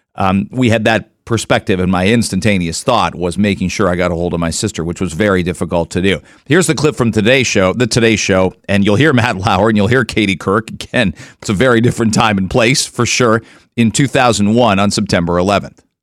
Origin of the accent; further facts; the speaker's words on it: Canada; also born or lived in Detroit, United States; now in Toronto, Canada; as a Canadian working in Detroit